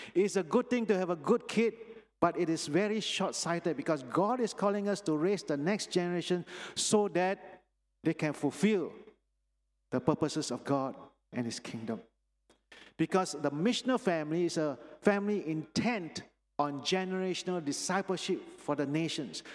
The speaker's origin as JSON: {"language": "English", "region": "Penang", "country": "Malaysia", "tie": "born or raised there", "moved": "yes", "said": "I was born in Penang, actually, and this is where I grew up in the Sunday school here"}